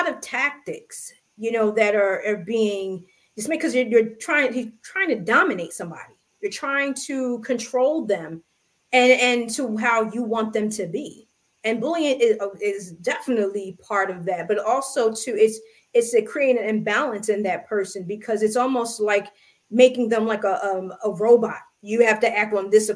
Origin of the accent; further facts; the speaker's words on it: United States; I am American, I'm African-American